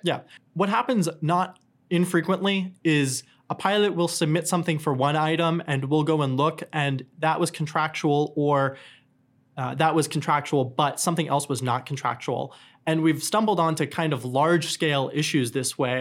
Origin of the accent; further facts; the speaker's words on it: New Hampshire, United States; moved away; also born or lived in New York City / Atlanta; I grew up in New Hampshire